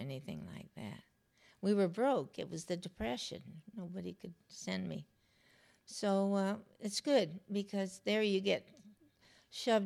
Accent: United States; also born or lived in Los Angeles / New York; I was raised here and in New York.

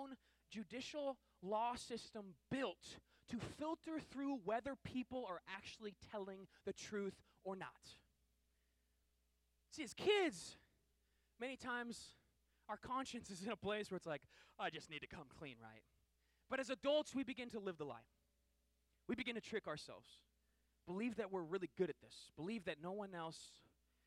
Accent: Seattle, Washington, United States; I grew up in Seattle

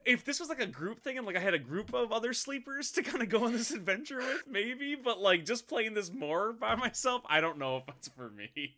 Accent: Midwest, United States; we're from the Midwest

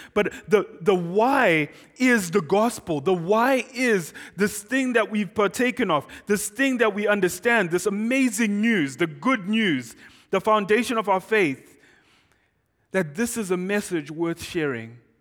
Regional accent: Zimbabwe; first language Shona; English is a second language; moved away as an adult; now in Doylestown, United States; I am from Zimbabwe

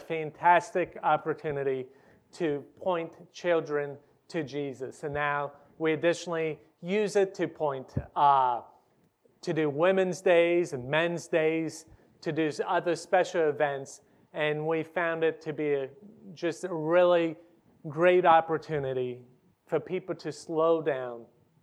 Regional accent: Ohio, United States; moved away as an adult; now in Hungary; I'm a preacher's kid from Ohio

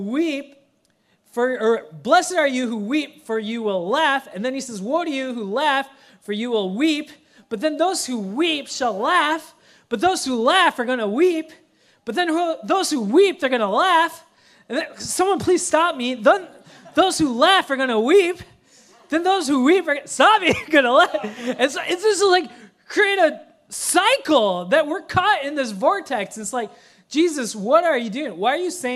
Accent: Minnesota, United States; now in Seattle, United States; I grew up in Minnesota

